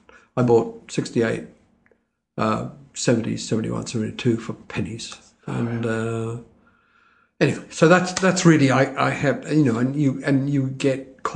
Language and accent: English; Melbourne, Victoria, Australia; also born or lived in Trieste, Italy; I came to Australia when I was about 2. Mm-hmm. So I grew up in Melbourne.